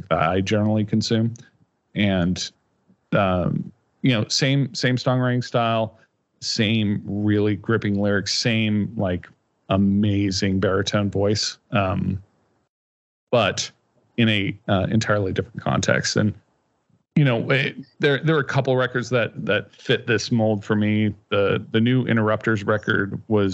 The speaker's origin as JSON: {"language": "English", "region": "Kansas", "country": "United States", "tie": "born or raised there", "said": "growing up in Kansas"}